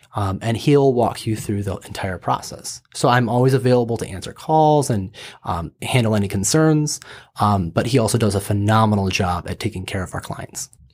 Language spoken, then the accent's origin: English; Michigan, United States; also born or lived in Los Angeles / Kansas City, Missouri; I grew up in Michigan